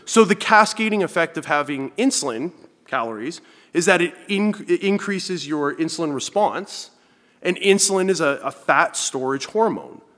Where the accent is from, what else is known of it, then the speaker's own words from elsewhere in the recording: Thunder Bay, Ontario, Canada; also born or lived in Kitchener / London, Ontario; now in Hamilton, Canada; I lived in Northern Ontario. That's where I grew up in Thunder Bay.